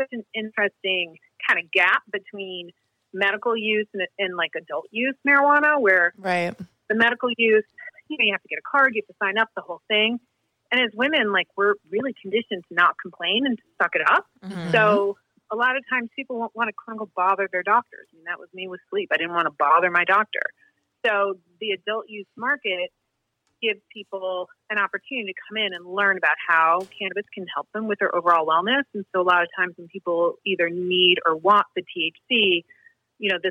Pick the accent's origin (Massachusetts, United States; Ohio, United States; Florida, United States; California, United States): Massachusetts, United States; Marblehead; born or raised there